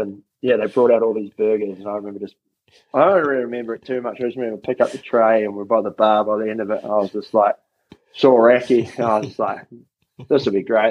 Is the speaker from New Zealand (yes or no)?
yes; Wellington, New Zealand; moved away as an adult; I grew up in Wellington, so I was always there